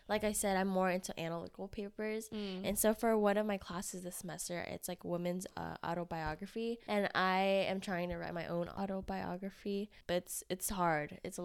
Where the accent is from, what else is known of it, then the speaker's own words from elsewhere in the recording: Houston, Texas, United States; also born or lived in Vietnam; now in Austin, United States; I grew up in Houston, but I was born in Vietnam. Okay. So I came over here when I was two